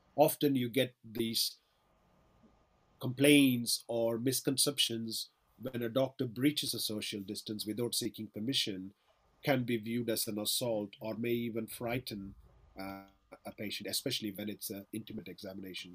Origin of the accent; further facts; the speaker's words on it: Chennai, Tamil Nadu, India; now in Manchester, United Kingdom; Chennai, where I'm originally from